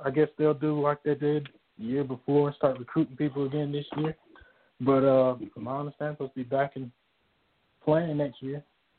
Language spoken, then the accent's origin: English; Dillon, South Carolina, United States; also born or lived in Toronto, Canada; Well, I'm originally from Dillon, South Carolina. Pretty much grew up, born and raised in South Carolina. Went to Dillon High School, and from there went to USC, played there 5 years.